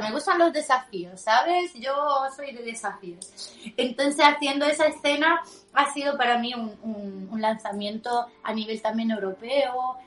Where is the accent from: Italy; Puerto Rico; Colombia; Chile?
Italy; Spanish is a second language; moved away